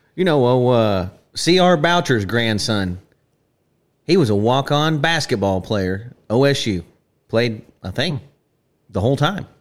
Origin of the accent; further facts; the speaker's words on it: Fredonia, Kansas, United States; I was born in Fredonia, Kansas.